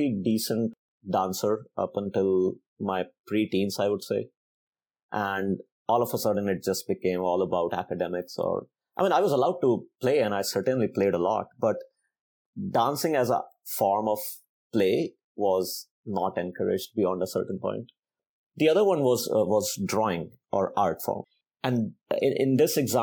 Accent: India; now in United States; growing up in India

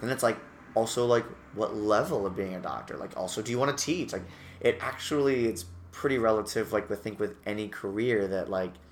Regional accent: Massachusetts, United States; Massachusetts and I went to University of Massachusetts at Amherst uh, as a theater major for a year

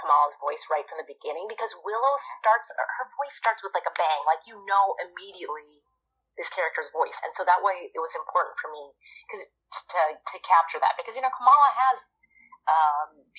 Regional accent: India; I'm Indian. I was born in India

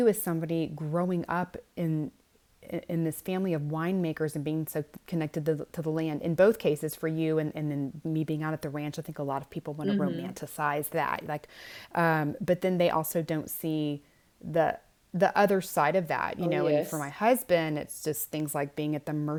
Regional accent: Houston, Texas, United States; moved away as an adult; now in West Texas, United States; I grew up in Houston, which is one of the largest cities in the world, certainly in the United States

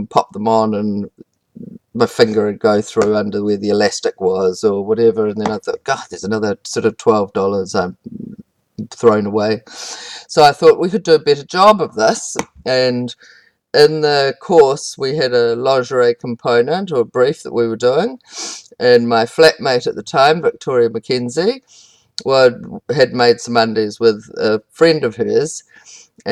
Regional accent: South Wairarapa, Wellington, New Zealand; I grew up in the South Wairarapa on a sheep farm.

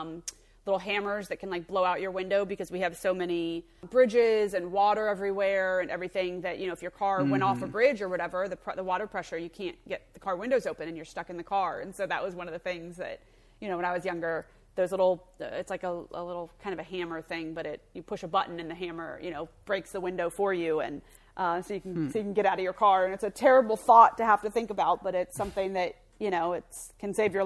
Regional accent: Florida, United States; I'm from Florida

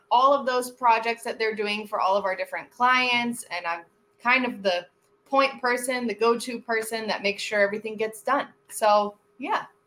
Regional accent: Miami, Florida, United States; also born or lived in Fort Worth, Texas; I live in Miami. I'm born and raised in Miami.

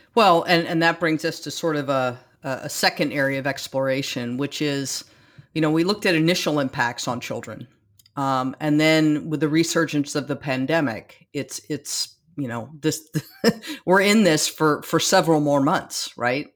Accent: California, United States; growing up in California

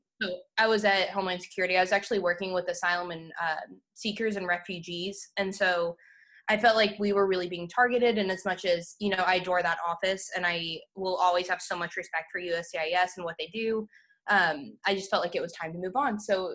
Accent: Texas, United States; moved away; I'm actually from Texas originally.

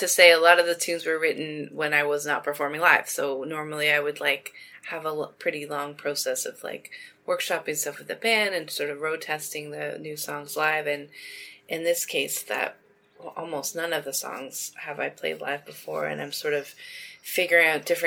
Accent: Toronto, Ontario, Canada; I'm from Toronto

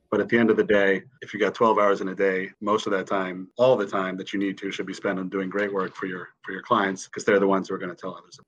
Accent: Connecticut, United States; moved away as an adult; now in Washington, D.C., United States; I grew up in Connecticut. I moved to Washington D.C. for law school, where I where I still am.

